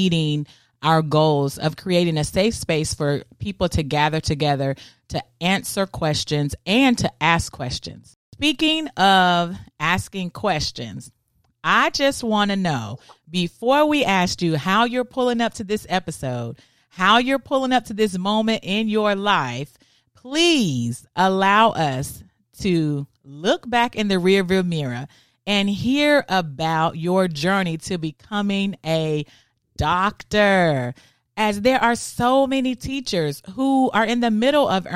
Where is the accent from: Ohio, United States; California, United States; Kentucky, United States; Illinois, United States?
Kentucky, United States; Danville; a native of my hometown where I grew up, Danville, Kentucky